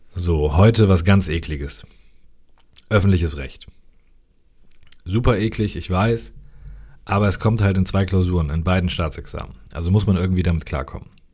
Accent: North Rhine-Westphalia, Germany; Ich komme aus NRW.

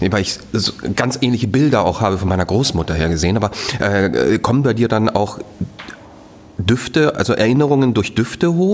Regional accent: Münsterland, North Rhine-Westphalia, Germany; now in Hamburg, Germany

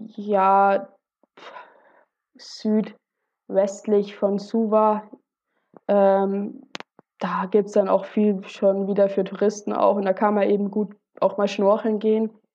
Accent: Germany; bei uns in Deutschland

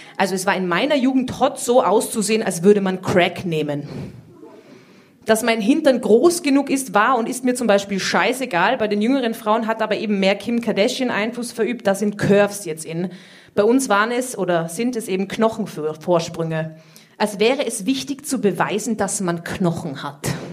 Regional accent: Austria; Ich komme aus Österreich

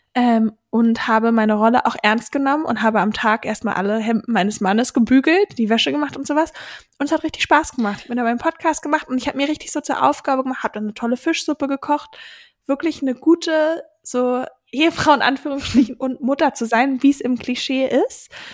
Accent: Berlin suburbs, Brandenburg, Germany; ich bin in einem, quasi in Berlin aufgewachsen, aber am, wie sagt man so schön, im grünen Speckgürtel von Berlin

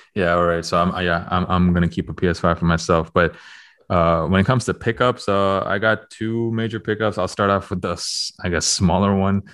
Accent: Toronto, Ontario, Canada; moved away; going to Toronto next week, and I will be there. That is my hometown

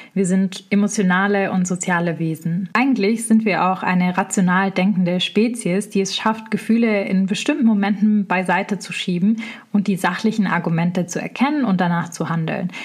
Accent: Swabia, Baden-Württemberg, Germany; im Schwabenländle, wo ich herkomme

